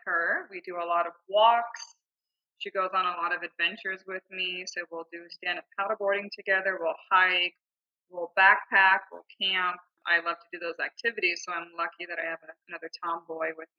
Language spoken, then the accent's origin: English; Southern California, United States; moved away as an adult; now in Scottsdale, Arizona, United States; I grew up in Southern California and then I moved here in 2008